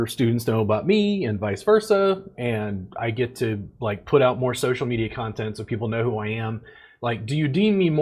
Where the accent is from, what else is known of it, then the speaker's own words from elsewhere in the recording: Baton Rouge, Louisiana, United States; now in Texas, United States; I grew up in Louisiana, so we studied Louisiana history.